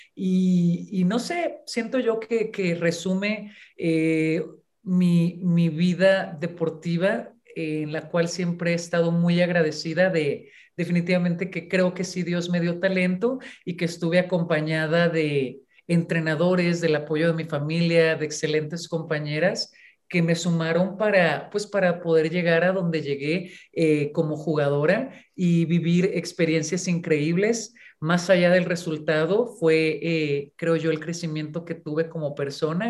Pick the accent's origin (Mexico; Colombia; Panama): Mexico; Ensenada, Baja California; moved away as an adult; also born or lived in Mexicali / Puebla; yo nací en Mexicali, pero siempre que a mí me preguntan de dónde eres originaria, yo muy orgullosamente digo que de Ensenada, Baja California nací en Mexicali y nos fuimos a vivir, yo cuando era, era niña, era pequeña todavía, a Ensenada.